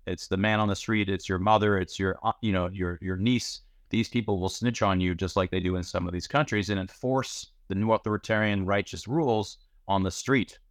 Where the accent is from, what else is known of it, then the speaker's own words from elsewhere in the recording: United States; I'm, I'm from Iran. My father's from Iran. My wife is from Iran. I was born in the United States.